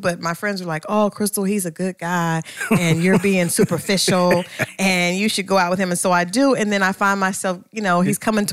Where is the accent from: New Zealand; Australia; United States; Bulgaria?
United States; Ohio; I'm from Ohio too